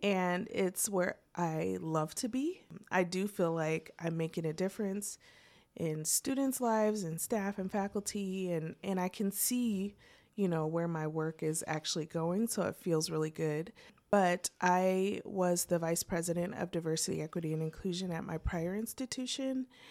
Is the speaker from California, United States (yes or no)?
no; Portland, Oregon, United States; moved away as an adult; also born or lived in Vancouver, Washington; now in Muncie, United States; I was born and raised in Portland